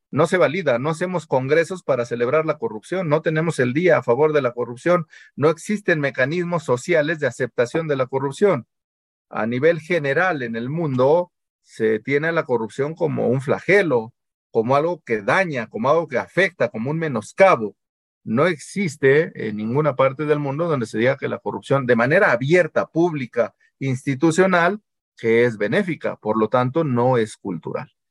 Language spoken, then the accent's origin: Spanish; Mexico; porque somos mexicanos y porque siempre hemos vivido así